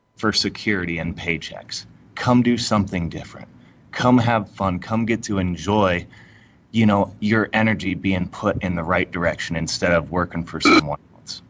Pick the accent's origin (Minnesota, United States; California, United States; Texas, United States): Texas, United States; Friendswood; also born or lived in Houston, Texas; now in Denver, United States; I was born in Houston and we grew up over in um, by Pearland